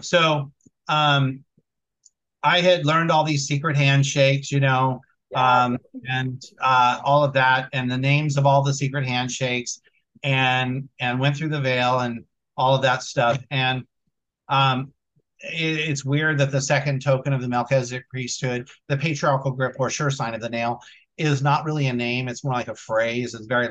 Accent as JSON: {"language": "English", "town": "Vallejo", "region": "California", "country": "United States", "tie": "born or raised there", "said": "Vallejo, my hometown"}